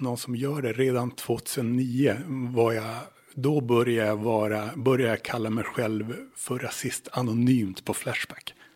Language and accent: Swedish; Luleå, Norrbotten County, Sweden; moved away as an adult; now in Åland, Finland; där jag växte upp, till exempel i Luleå